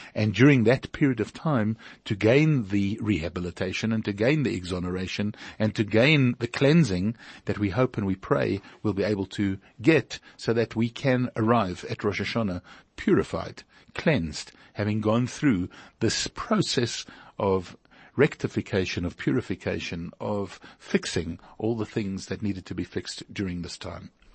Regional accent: Pretoria, Gauteng, South Africa; moved away; We came from Pretoria.

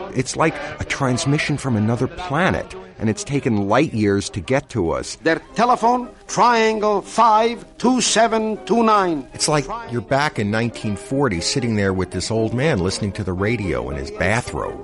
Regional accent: New York City, New York, United States; I grew up in Brooklyn in the late 50s and early 60s

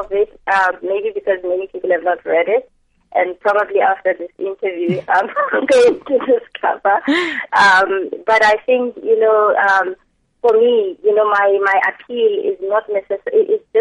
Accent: South Africa; being a South African

